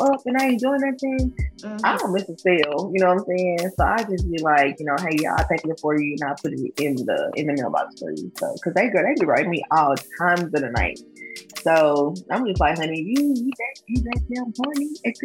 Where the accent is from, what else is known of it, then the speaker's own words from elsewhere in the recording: Jackson, Tennessee, United States; most of my clients are in my hometown, obviously, in Jackson, Tennessee